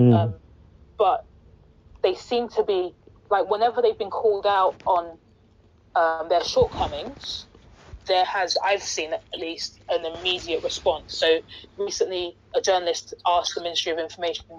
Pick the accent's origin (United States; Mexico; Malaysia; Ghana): Ghana; now in London, United Kingdom; Being a Ghanaian sitting in London